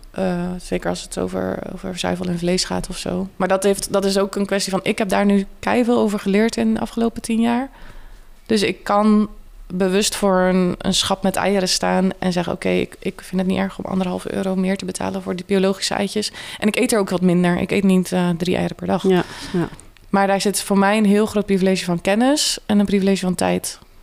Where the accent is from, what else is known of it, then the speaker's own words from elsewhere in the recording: Kruiningen, Zeeland, Netherlands; moved away as an adult; now in Tilburg, Netherlands; Uit Zeeland, uit een klein dorp, Kruiningen. Dus ik ben best wel in een, uh, ja, echt een dorps omgeving opgegroeid.